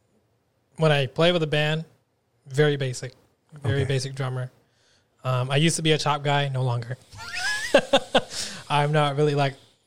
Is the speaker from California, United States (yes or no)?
yes; West Covina, California, United States; I'm from West Covina